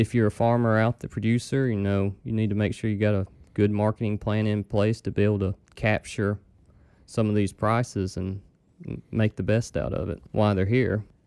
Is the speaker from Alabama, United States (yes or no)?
yes; near Huntsville, Limestone County, North Alabama, United States; moved away as an adult; also born or lived in Arkansas / Oklahoma; now in Mississippi, United States; I'm from North Alabama originally